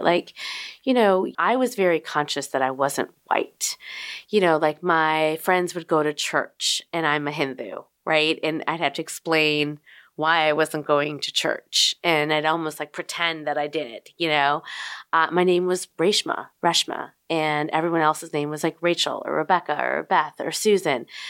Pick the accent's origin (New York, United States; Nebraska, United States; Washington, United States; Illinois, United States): Illinois, United States; Chicago; also born or lived in Berwyn, Illinois; Chicago, Illinois